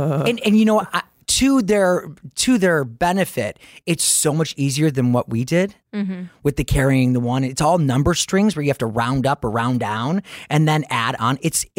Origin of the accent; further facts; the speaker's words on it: Detroit, Michigan, United States; now in New York, United States; I grew up in Detroit